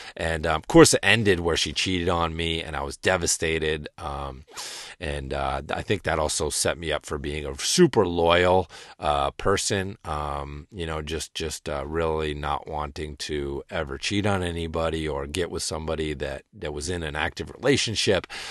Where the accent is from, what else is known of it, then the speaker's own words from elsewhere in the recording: rural Western Massachusetts, United States; from rural Western Massachusetts, you know what I'm saying? Growing up in the woods.